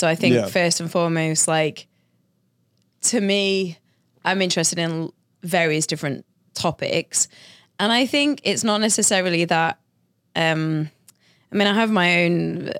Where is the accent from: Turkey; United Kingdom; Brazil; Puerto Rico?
United Kingdom; Sheffield, Yorkshire and the Humber; Well, I'm from Yorkshire, which is the county, and the city I'm from is called Sheffield.